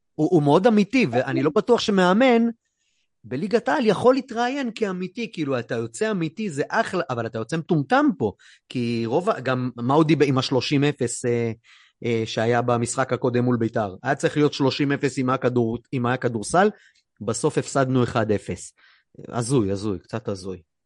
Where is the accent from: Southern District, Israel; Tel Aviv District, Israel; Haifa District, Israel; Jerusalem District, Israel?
Haifa District, Israel; Haifa; בבת גלים, שם גדלתי